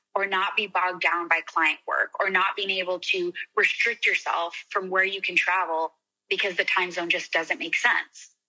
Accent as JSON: {"language": "English", "region": "Arizona", "country": "United States", "also_born_or_lived": "Scottsdale", "moved": "yes", "said": "I'm from Arizona"}